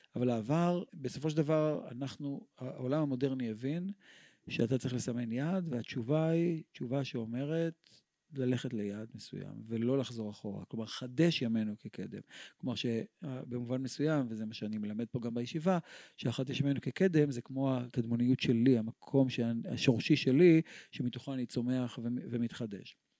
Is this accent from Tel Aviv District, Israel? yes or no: yes; Tel Aviv, Tel Aviv District, Israel; אנחנו גדלנו בכל העולם שלנו. אני זוכר את המצעדים הצבאיים שהיו ברחובו, ברחובות בתל אביב